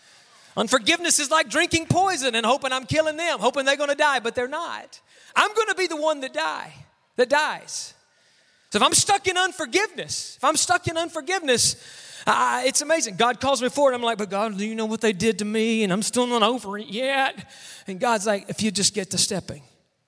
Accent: Mississippi, United States; I grew up in the deep, dirty South. I grew up in Mississippi. I call it the deep, dirty South.

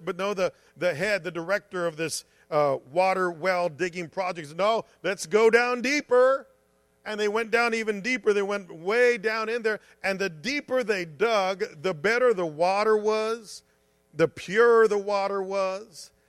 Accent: United States; I'm a Christian and I'm an American.

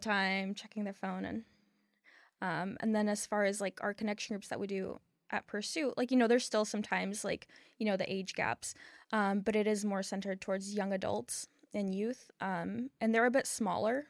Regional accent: Ukraine; now in Charlotte, United States; I was born in Ukraine, but I've lived in Charlotte for twenty years

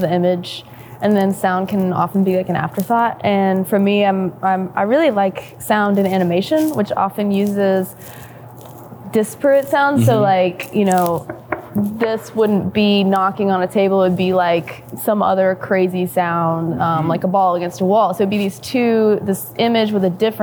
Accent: the South, United States; now in Chattanooga, United States; growing up in the South

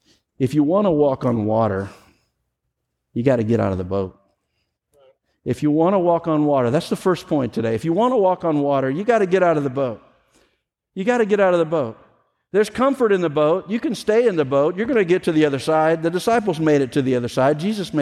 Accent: the South, United States; I grew up in the South. I have grandparents that lived in Mississippi

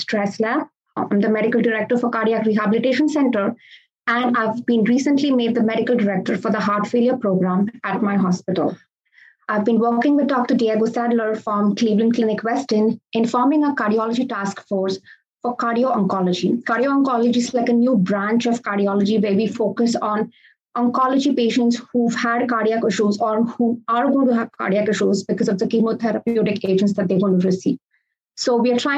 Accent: Goa, India; moved away as an adult; also born or lived in Detroit, Michigan; now in Sebring, United States; I was born in Goa, which is like a small state in India. And I grew up in a two-physician household.

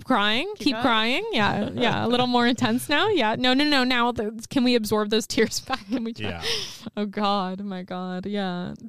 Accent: Toronto, Ontario, Canada; As a Canadian, I'm so happy you said that.

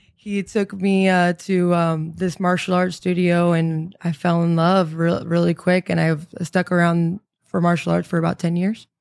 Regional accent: San Antonio, Texas, United States; I'm originally from, uh, San Antonio, Texas

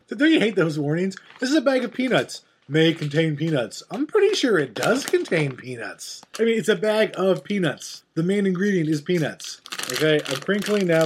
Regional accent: Canada; We're Canadian

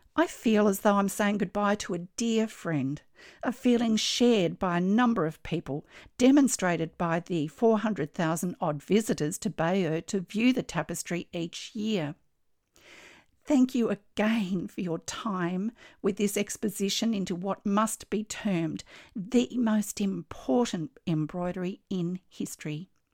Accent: Australia; I'm an Australian textile artist

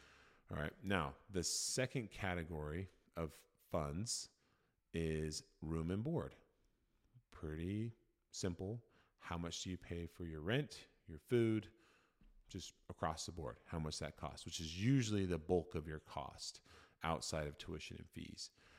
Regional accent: Oregon, United States; I grew up in Oregon. I'm a resident of Oregon, and I am choosing to attend University of Oregon.

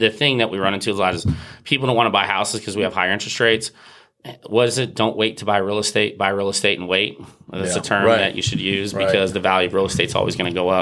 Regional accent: Murphysboro, Illinois, United States; moved away; I was able to open an office in my hometown

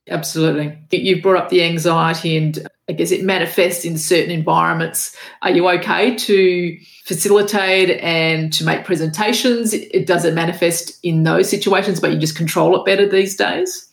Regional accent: Australia; my father was Macedonian and my mother was Macedonian, but I was born in Australia and it was all Australian at school

